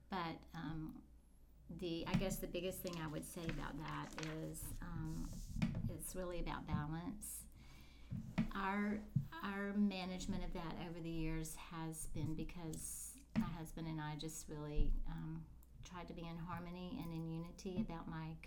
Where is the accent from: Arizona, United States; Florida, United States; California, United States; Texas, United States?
Florida, United States; the Florida Panhandle, United States; I am a native Floridian. I was born in the Panhandle. Okay. I grew up in the Panhandle.